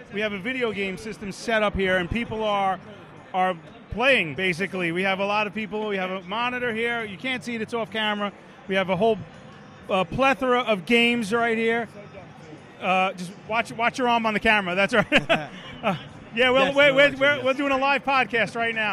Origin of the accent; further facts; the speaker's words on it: New York City, New York, United States; Born and raised in Brooklyn